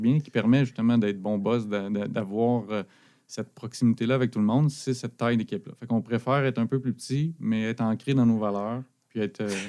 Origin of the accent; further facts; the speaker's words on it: Abitibi, Quebec, Canada; moved away as an adult; now in Sherbrooke, Canada; j'habite à Sherbrooke depuis l'université. je suis originaire de l'Abitibi.